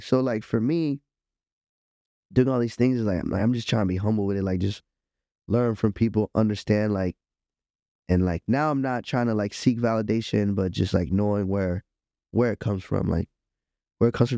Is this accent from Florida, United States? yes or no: yes; Miami, Florida, United States; I'm from Miami